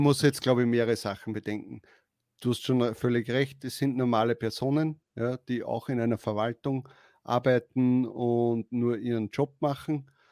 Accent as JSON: {"language": "German", "country": "Austria", "said": "bei uns ist das so in Österreich"}